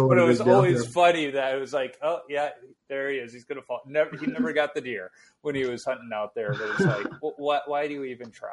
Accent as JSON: {"language": "English", "town": "Chicago", "region": "Illinois", "country": "United States", "tie": "born or raised there", "moved": "yes", "said": "I grew up in Chicago"}